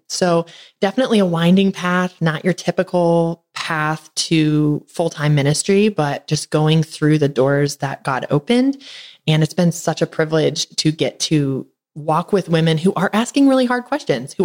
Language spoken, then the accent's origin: English; Northern Michigan, United States; now in Tennessee, United States; I'm from Northern Michigan. So we came down to Tennessee to be warm.